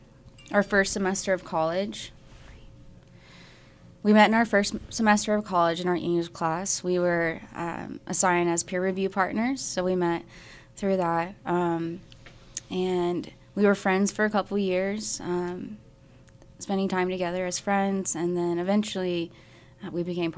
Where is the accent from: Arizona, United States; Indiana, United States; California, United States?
Arizona, United States; No, I'm from Arizona originally.